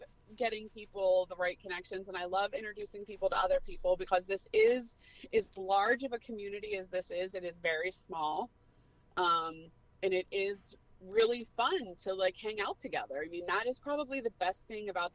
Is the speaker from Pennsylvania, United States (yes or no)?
yes; Pittsburgh, Pennsylvania, United States; moved away as an adult; also born or lived in New Hampshire; I'm from Pittsburgh, PA, born and raised.